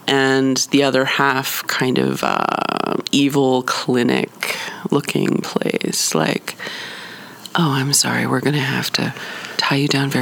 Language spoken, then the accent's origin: English; Philadelphia, Pennsylvania, United States; I'm from Philadelphia